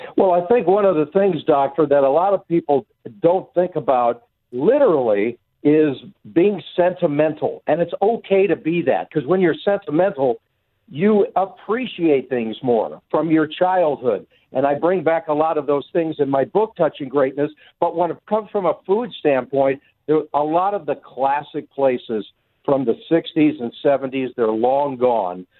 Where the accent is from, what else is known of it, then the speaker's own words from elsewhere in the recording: Culver City, California, United States; I grew up in Culver City